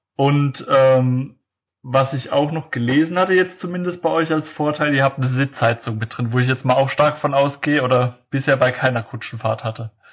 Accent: Heidelberg, Baden-Württemberg, Germany; ich komme ja aus dem Heidelberger Eck hier

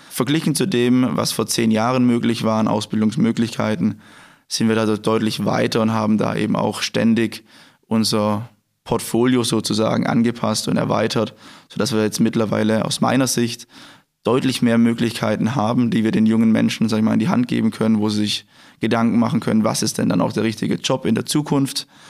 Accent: Germany; Ich komme hier aus der Gegend, es sind circa 10 Kilometer von hier entfernt

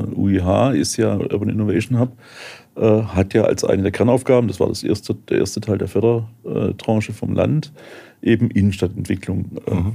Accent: Heilbronn, Baden-Württemberg, Germany; weil Heilbronn meine, meine Heimatstadt ist

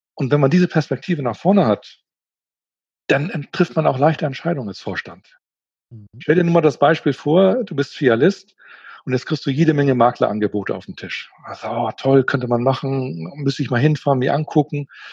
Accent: Schleswig-Holstein, Germany; also born or lived in Hamburg; Ich komme aus Norddeutschland, genau gesagt aus Schleswig-Holstein, komme aus einer Handelsfamilie

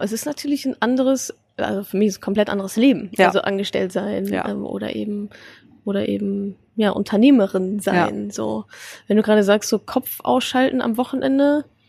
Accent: Ruhr area, North Rhine-Westphalia, Germany; ich komme ja aus dem Ruhrgebiet

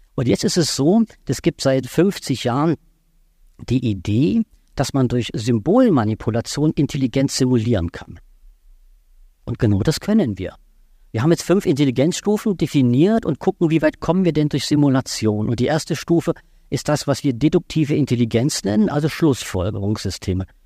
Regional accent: Baden-Württemberg, Germany; ich komme aus Baden-Württemberg

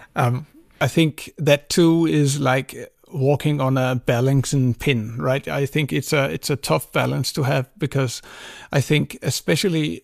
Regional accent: Greenland; when I grew up in Greenland, we saw a lot of uh, American Hollywood films

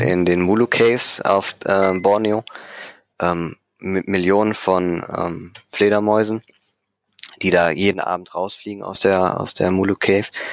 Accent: Düsseldorf, North Rhine-Westphalia, Germany; Henkel bei uns in Düsseldorf

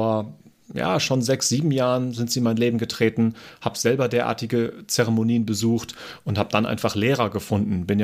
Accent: Germany; moved away as an adult; now in Austria; Ich komme ja aus Deutschland, das Unternehmen ist auch in Deutschland

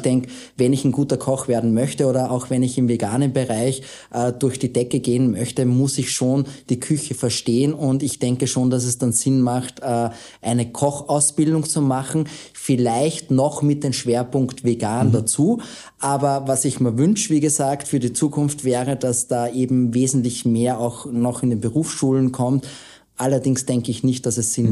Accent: Austria; wir Österreicher

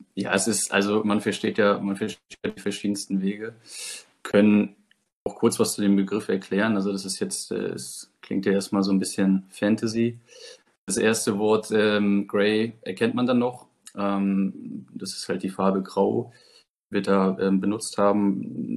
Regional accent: Germany; bei uns in Deutschland

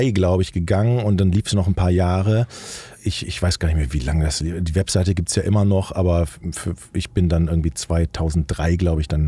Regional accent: Rhineland, Germany; Ja, der Schritt, der Schritt in den Norden als Rheinländer war schon hart

